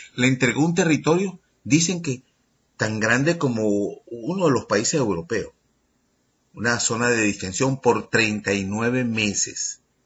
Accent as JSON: {"language": "Spanish", "country": "Venezuela"}